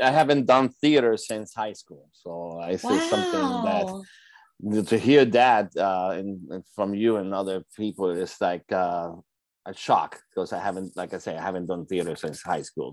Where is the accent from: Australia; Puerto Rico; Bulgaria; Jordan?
Puerto Rico; also born or lived in Brooklyn, New York, United States; now in New York, United States; I was born in Brooklyn and I was raised in Puerto Rico.